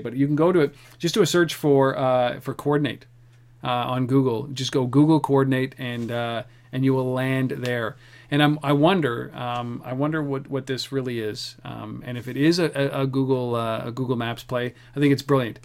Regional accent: Canada; we're Canadian

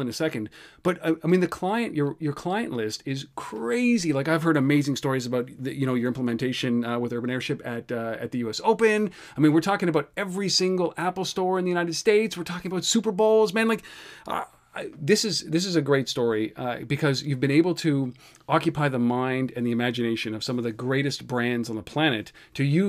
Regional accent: Canada; I'm Canadian

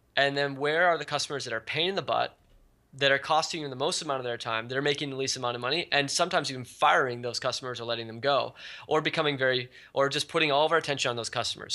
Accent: Silicon Valley, California, United States; also born or lived in Hawaii; I've been growing up in Silicon Valley. Well, I was originally born in Hawaii, and then, then I moved to Silicon Valley when I was about ten

